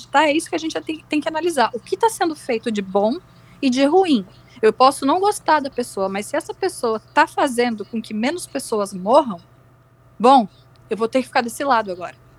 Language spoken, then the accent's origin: Portuguese; Rio Grande do Sul, Brazil; moved away; Eu sou gaúcha, por sinal, mas não moro no Sul